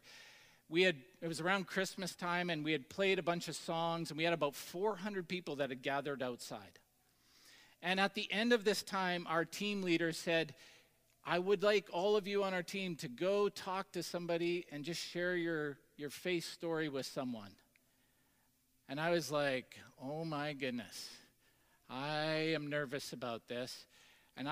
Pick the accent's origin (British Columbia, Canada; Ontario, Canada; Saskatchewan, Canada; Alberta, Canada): Saskatchewan, Canada; Tisdale; a young adult that grew up in the, you know, multicultural booming metropolis of Tisdale, Saskatchewan.